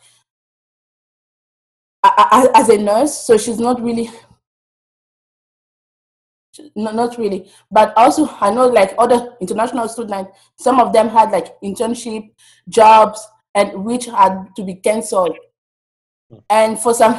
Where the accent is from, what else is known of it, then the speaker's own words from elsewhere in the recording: DR Congo; moved away as an adult; now in United States; I'm from the Democratic Republic of Congo, and currently I'm an international student in the United States